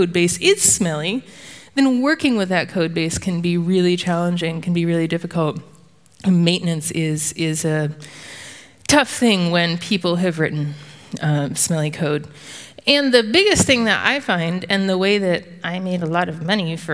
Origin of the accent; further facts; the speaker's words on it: the South, United States; I'm from the South, in the United States